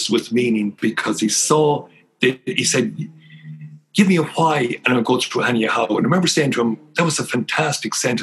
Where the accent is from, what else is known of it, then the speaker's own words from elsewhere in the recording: Ireland; moved away; also born or lived in Ottawa; growing up in Dungimon